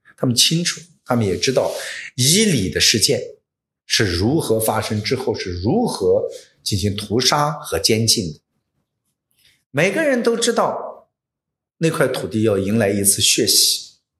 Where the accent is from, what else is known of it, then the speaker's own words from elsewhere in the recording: Xinjiang, China; first language Hui dialect; Chinese is a second language; moved away; 带着我们一家人，扒 着煤车逃到了新疆